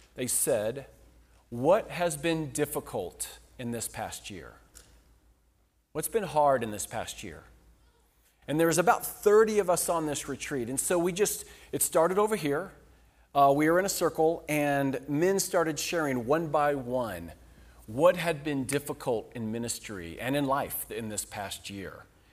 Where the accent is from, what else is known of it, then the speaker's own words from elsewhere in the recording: Kansas, United States; moved away as an adult; also born or lived in Lawrence, Kansas; we moved from Kansas, uh, Lawrence, Kansas.